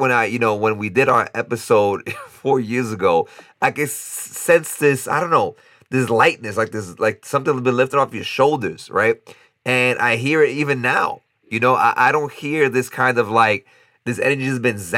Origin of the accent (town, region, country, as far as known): New York, United States; moved away as an adult; now in Costa Rica